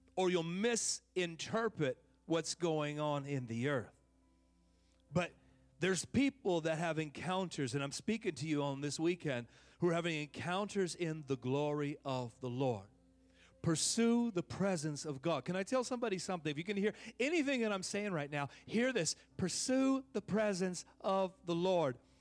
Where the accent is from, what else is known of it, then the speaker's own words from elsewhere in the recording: Oakland, California, United States; now in Texas, United States; I'm from Oaktown